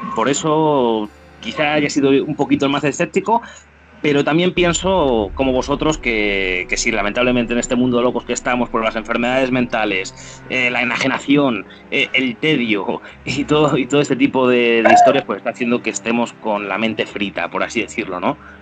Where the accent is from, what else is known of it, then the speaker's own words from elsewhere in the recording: Salamanca, Castile and León, Spain; yo soy de Salamanca